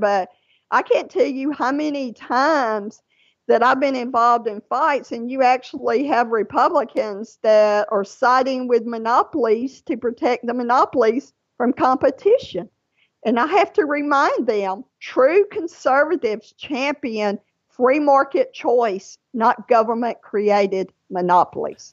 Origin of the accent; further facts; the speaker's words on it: Louisiana, United States; now in Georgia, United States; Louisiana. That is my home state. That's where most of my family lives, even though I live in Georgia.